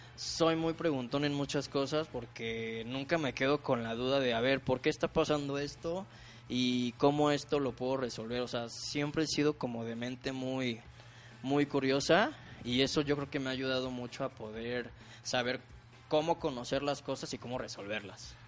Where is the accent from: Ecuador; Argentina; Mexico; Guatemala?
Mexico; Ciudad Mante, Tamaulipas; yo soy de Tamaulipas, de una pequeña ciudad que se llama Ciudad Mante, Tamaulipas